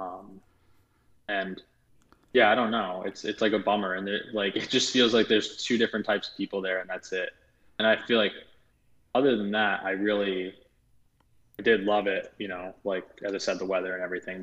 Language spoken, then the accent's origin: English; outside of New York, United States; moved away as an adult; also born or lived in Los Angeles, United States; growing up outside of New York, having been there my whole life